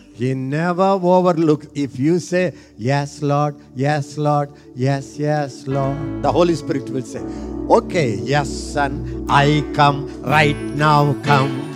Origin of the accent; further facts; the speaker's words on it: India; I am an Indian.